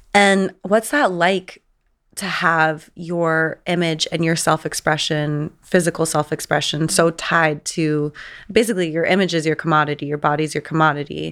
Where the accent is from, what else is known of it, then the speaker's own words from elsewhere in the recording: San Diego, California, United States; I grew up in San Diego